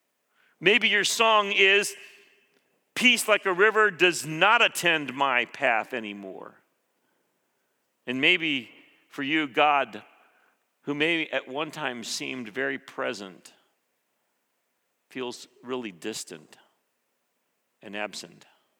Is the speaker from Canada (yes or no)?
no; Philippines; I grew up in the Philippines. When I was 6 years old, we moved to that tropical place, hot, humid